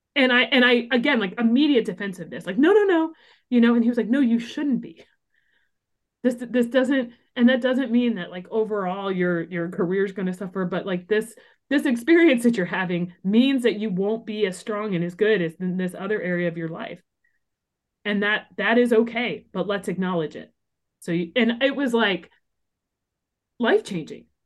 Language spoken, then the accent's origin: English; small town Illinois, United States; moved away as an adult; also born or lived in Los Angeles; moved from L A back to my hometown in small town Illinois